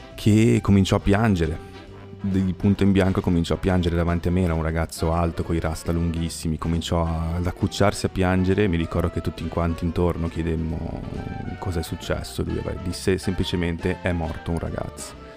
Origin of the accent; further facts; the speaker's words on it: Genoa, Liguria, Italy; io sono genovese, ho un sacco di amici genovesi